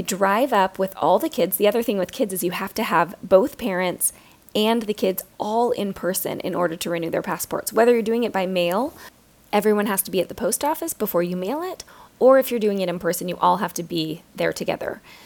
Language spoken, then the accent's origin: English; United States; being an American